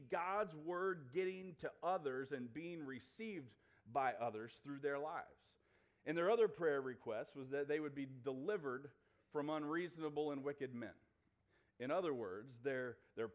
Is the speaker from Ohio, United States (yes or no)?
yes; New Philadelphia, Ohio, United States; moved away; my hometown of New Philadelphia, Ohio